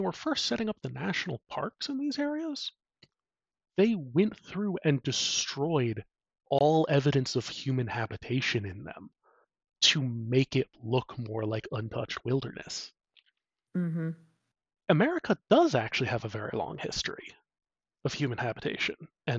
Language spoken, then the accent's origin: English; United States; I'm an American